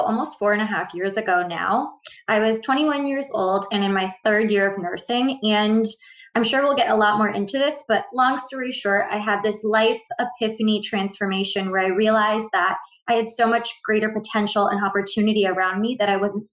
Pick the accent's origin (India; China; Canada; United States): Canada; Ontario; I'm from Ontario, Canada. I'm actually at the most southern border of Ontario, Canada, across from Detroit, Michigan.